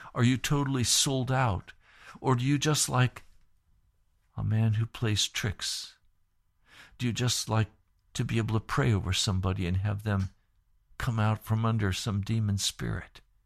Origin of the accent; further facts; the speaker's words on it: Sharon, Pennsylvania, United States; I grew up in Sharon, Pennsylvania, out in the country, Sharpsville, Greenville.